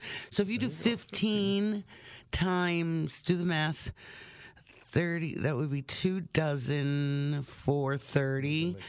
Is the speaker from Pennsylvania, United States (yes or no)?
yes; Pennsylvania, United States; Hey, listen, we're both from Northeast PA.